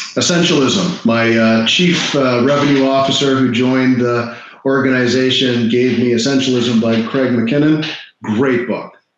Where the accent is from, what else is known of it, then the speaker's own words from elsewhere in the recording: Toronto, Ontario, Canada; now in Florida, United States; I grew up in Toronto mm-hmm. and now I live in Florida.